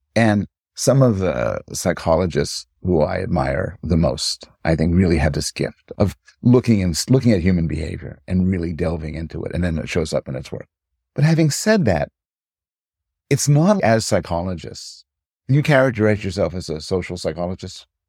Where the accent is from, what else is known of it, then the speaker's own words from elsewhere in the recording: Montreal, Quebec, Canada; also born or lived in United States; now in Toronto, Canada; I was raised in Montreal